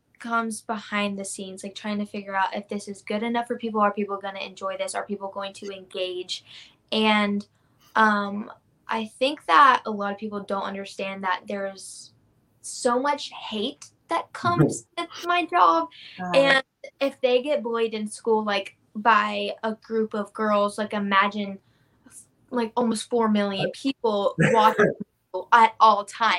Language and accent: English; Jacksonville, Florida, United States; It was good. I loved it. Really close to the beach, you know. I'm actually here right now. I'm visiting my mom. But I loved it. I don't know. Like, all my family's here, you know. Like, some of my family's in Fernandina Beach, which is a beautiful area.